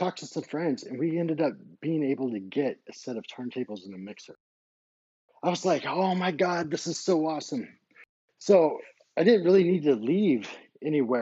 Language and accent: English; United States; also born or lived in Colorado Springs, Colorado; I'm an American DJ